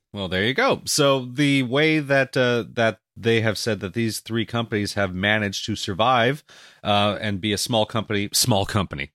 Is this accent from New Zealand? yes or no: no; Canada; I'm Canadian